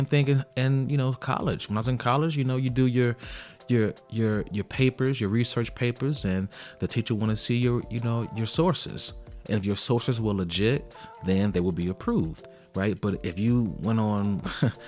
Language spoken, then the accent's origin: English; Chicago, Illinois, United States; I'm from Chicago, and when I was young, when I was in high school, I went to high school on the south side of Chicago